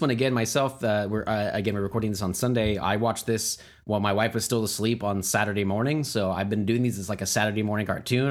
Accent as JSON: {"language": "English", "country": "United States"}